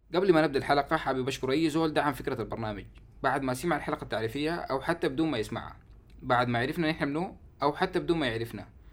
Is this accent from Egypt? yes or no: no; Sudan; عندنا في السودان مع نهايه التسعينات